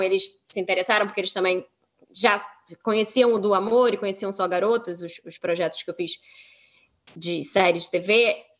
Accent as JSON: {"language": "Portuguese", "region": "Rio de Janeiro", "country": "Brazil", "said": "para mim que sou carioca"}